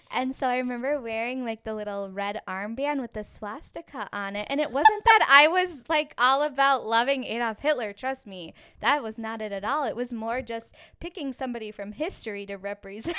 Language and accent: English; Minneapolis, Minnesota, United States; I was born right here in Minneapolis, Minnesota